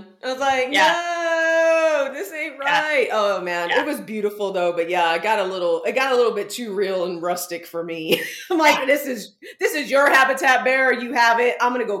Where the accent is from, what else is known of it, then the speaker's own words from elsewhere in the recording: San Antonio, Texas, United States; So I grew up in San Antonio, legit, but I went to like high school on farmland, legit.